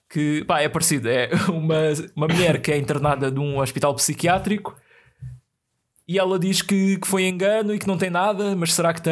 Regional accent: Portugal; Uh, parece que eu estou a descrever uma novela, né? ainda por cima sendo português.

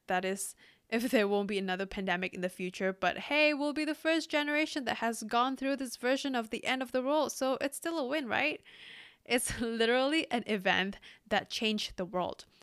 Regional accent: Indonesia; now in Singapore; I live in Singapore and yeah, my home country is Indonesia

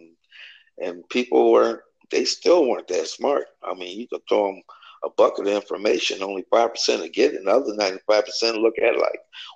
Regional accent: Detroit, Michigan, United States; I grew up in Detroit on the west side

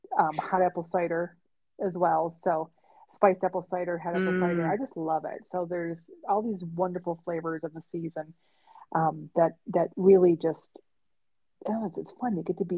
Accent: New York, United States; as a kid growing up in New York State

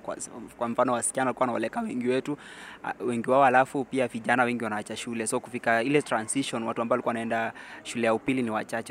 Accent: Narok County, Kenya; nimetoka kaunti ya Narok

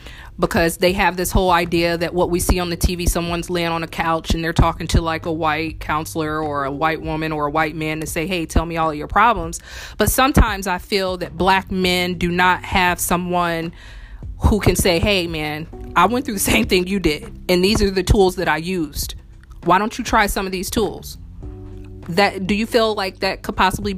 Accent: Indiana, United States; now in New Orleans, United States; I'm from Indiana, and it's very noticeable with me coming to New Orleans

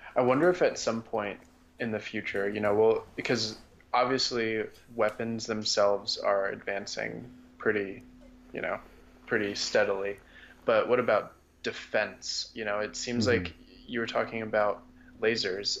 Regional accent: United States; as an American

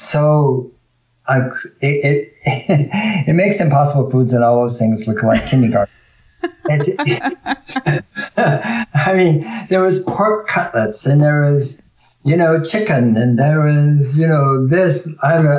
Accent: California, United States; being a native Californian, fifth generation

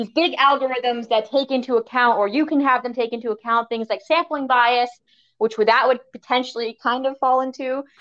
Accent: New Hampshire, United States; I'm from New Hampshire. We have bears or moose

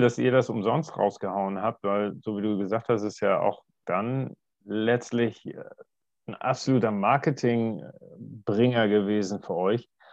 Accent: Germany; bei uns in Deutschland

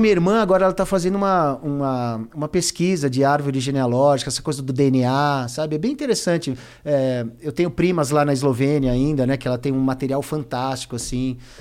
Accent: Brazil; passei na fronteira como brasileiro

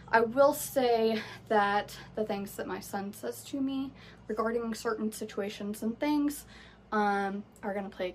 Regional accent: Florida, United States; I am from Florida. We are in the Sunshine State, and it is hot as hell here

